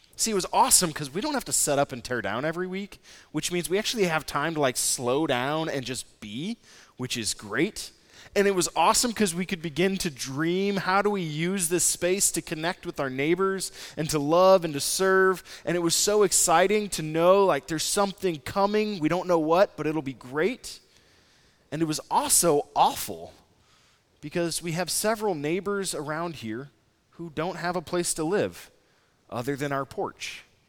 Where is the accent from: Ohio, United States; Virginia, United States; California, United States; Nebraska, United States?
Nebraska, United States; moved away; also born or lived in San Francisco / Saint Louis; I'm from Nebraska.